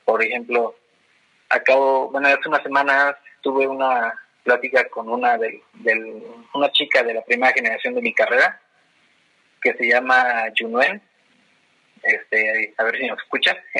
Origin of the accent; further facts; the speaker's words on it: Toluca, State of Mexico, Mexico; soy orgullosamente de Toluca